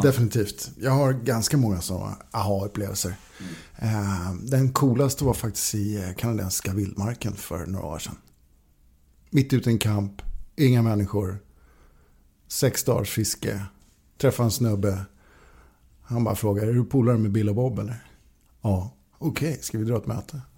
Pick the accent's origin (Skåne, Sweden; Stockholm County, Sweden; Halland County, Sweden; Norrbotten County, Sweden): Stockholm County, Sweden; Norrtälje; also born or lived in Högdalen, Stockholm; Jag kommer ursprungligen från Norrtälje. Mm. Ehm, växte upp i Norrtälje